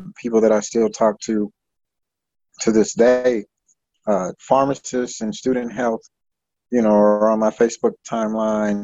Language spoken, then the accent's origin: English; California, United States; moved away as an adult; also born or lived in Wyoming; I'm from California.